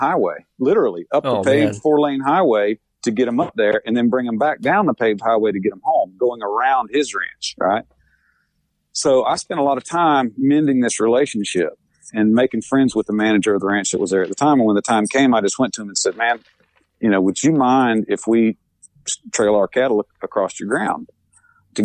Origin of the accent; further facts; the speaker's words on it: Florida, United States; moved away; I'm from Florida, you know, yeah. the only hills we have down there are overpasses